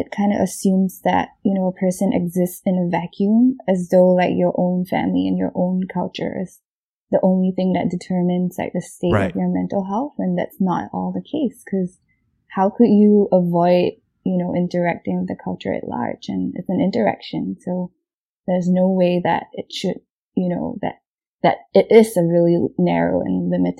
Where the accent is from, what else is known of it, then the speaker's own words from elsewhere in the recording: Singapore; now in United States; kind of feel the need to qualify that I'm not Asian American. I've been here for like 4 to 5 years. I'm Singaporean.